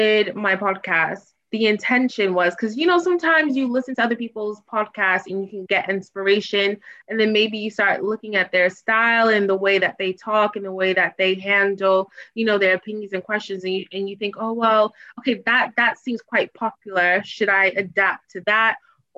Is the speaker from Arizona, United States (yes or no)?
no; Boston, Massachusetts, United States; moved away as an adult; also born or lived in Washington, D.C.; now in London, United Kingdom; my hometown is Boston